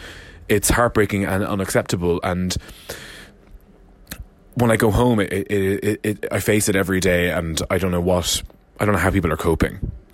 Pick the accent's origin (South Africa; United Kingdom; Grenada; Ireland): Ireland; Roscommon, Connacht; moved away; When I tell people I'm from Roscommon, they always... shudder. They literally can't believe that me, this massive camp queerdo dancing on stage and, you know, barely anything, is originally from the bog. And that's where I'm from.